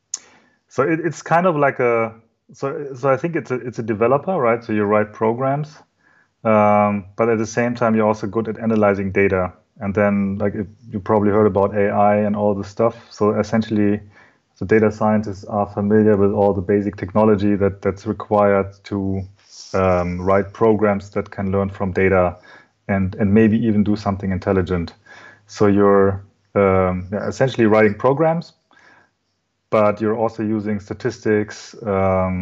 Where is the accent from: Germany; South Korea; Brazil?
Germany; I'm German, so my mother is Japanese, but I was born and raised in Germany